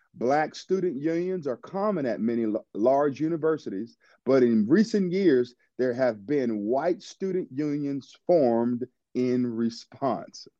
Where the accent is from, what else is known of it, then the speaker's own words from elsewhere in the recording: United States; God allowed me to be born in America